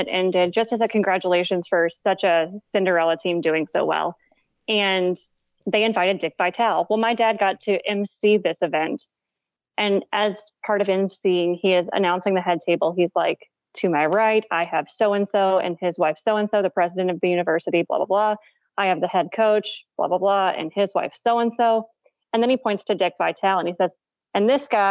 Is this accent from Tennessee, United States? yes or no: yes; Clarksville, Tennessee, United States; My hometown of Clarksville, Tennessee